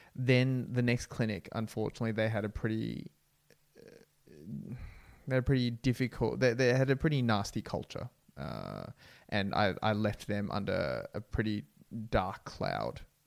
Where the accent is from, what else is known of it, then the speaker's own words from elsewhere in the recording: Australia; I am Vietnamese Australian. My parents are from Vietnam